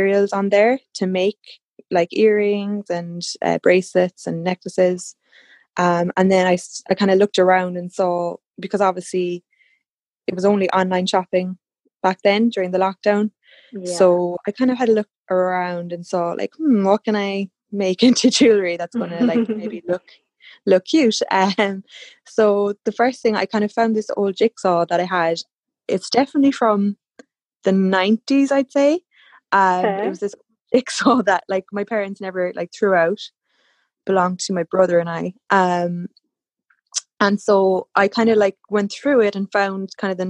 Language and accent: English; Cork, Munster, Ireland; I'm from Cork, County Cork in Ireland